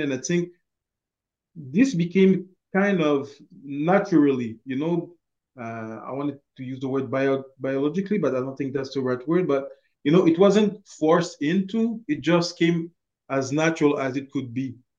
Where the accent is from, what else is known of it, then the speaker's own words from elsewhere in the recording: Montreal, Quebec, Canada; moved away as an adult; also born or lived in Haiti (ancestry); now in Rimouski, Canada; I was born and raised in Montreal. Uh, I always live uh, my life there. Actually, the only time that I actually left uh, Montreal was to come to uh, work in Rimouski